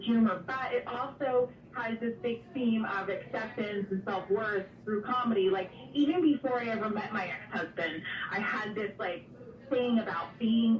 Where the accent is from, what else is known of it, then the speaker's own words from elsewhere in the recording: Clifton, New Jersey, United States; also born or lived in New York City; I grew up in North Jersey and still reside here. North Jersey, Clifton-Patterson area.